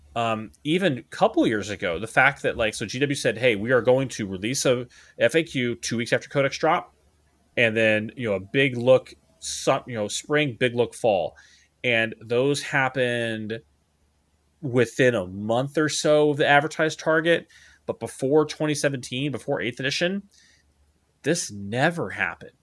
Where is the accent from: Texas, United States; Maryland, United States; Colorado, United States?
Texas, United States; Dallas; now in Hawaii, United States; my hometown for, for Christmas, uh, which is the Da-, which is Dallas, Fort Worth, Texas